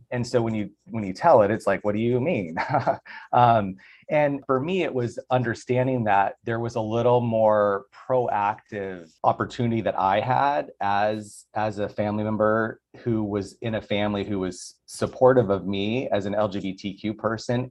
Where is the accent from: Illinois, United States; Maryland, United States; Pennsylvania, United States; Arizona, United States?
Arizona, United States; Tucson; now in Los Angeles, United States; I'm from Tucson